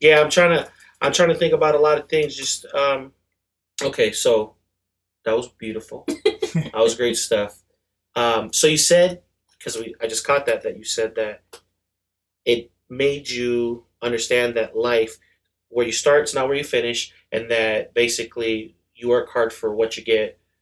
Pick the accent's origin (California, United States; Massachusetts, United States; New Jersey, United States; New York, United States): New York, United States; I'm born in New York. Queens is the borough